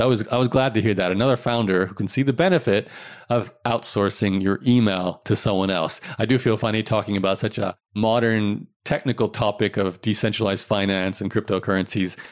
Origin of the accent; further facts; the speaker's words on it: Australia; growing up in Australia